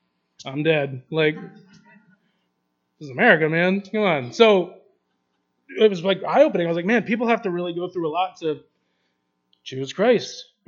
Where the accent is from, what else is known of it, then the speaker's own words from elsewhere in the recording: Kyrgyzstan; I have no money, I'm from Kyrgyzstan, where am I going to go? I can't go back home, so yes, I'm stuck here.